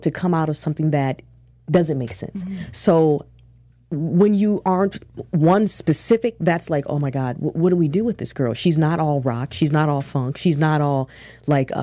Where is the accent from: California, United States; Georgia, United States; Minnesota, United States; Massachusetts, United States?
Minnesota, United States; Minneapolis; I'm from Minneapolis